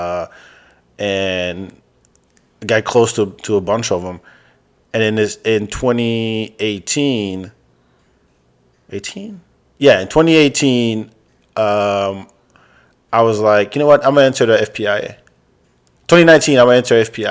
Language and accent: English; France; now in Texas, United States; African dude, grew up in France, lives in Texas. You know, speaks three languages.